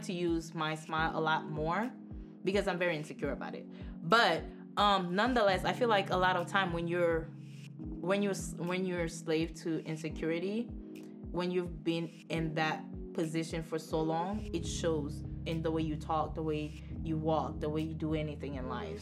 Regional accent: Haiti; moved away; I grew up around the Haitian Haitians. Like, I legit was born in Haiti

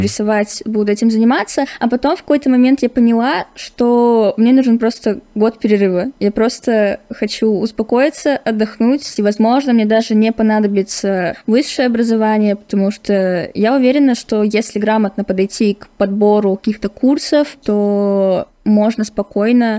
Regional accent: Irkutsk, Irkutsk Oblast, Russia; я из Иркутска, мне 17 лет

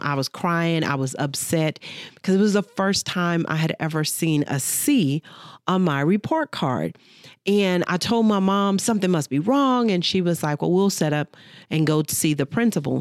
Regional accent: Dallas, Texas, United States; I grew up, born and raised in Dallas, Texas

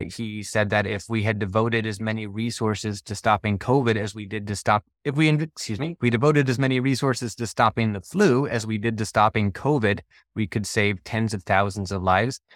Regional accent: Gainesville, Florida, United States; moved away; I grew up in Gainesville

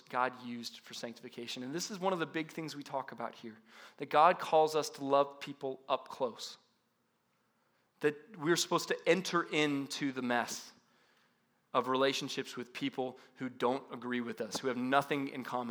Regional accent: Paradise Valley, Arizona, United States; I grew up in Paradise Valley, North Scottsdale area

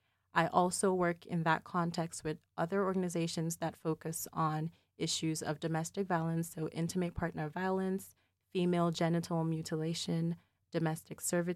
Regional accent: Nigeria; So related to my identity as Nigerian American, I maintain a connection to home by working with organizations that provide services to survivors in that context.

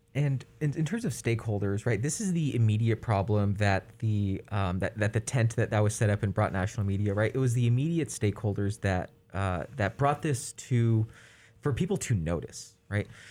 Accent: California, United States; as a Californian

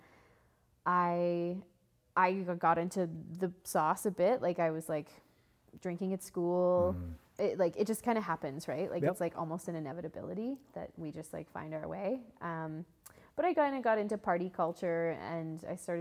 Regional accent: Calgary, Alberta, Canada; I grew up in Calgary, sweet little city

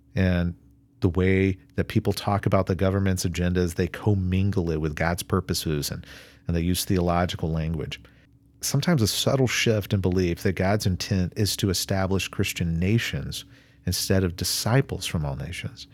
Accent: United States; I'm an American

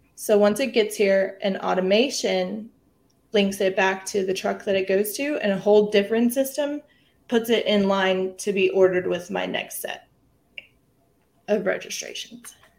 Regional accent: San Marcos, Texas, United States; I am from San Marcos, Texas. It's right outside of Austin. Um, born and raised here

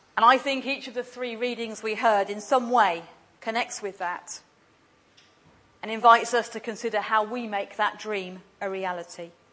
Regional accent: England, United Kingdom; now in Glasgow, United Kingdom; I was English coming from Glasgow

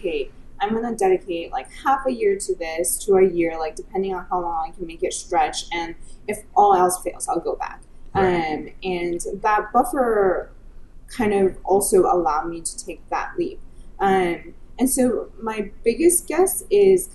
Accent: United States; also born or lived in Silicon Valley; I'm Chinese American, so I have very Asian parents

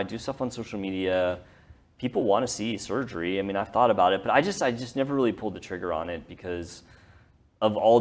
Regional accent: North Texas, United States; growing up in Texas, especially North Texas

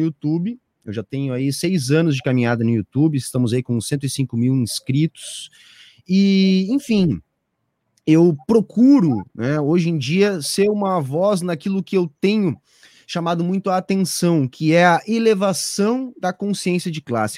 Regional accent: Osório, Rio Grande do Sul, Brazil; also born or lived in Porto Alegre; eu sou natural de Porto Alegre

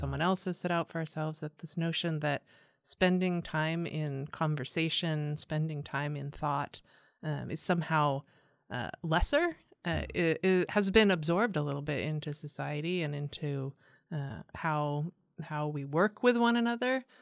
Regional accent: San Diego, California, United States; also born or lived in East Coast; I'm from San Diego. I was born mm. and raised here uh, in Escondido and in Poway

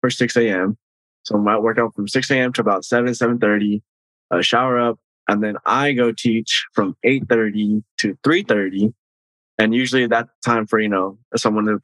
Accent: Bakersfield, California, United States; I'm born and raised in Bakersfield

